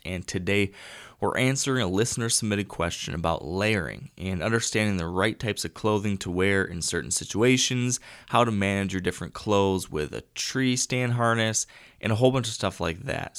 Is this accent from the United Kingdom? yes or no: no; Michigan, United States; Fellow Michigander, I always like questions from my, from my home state fellows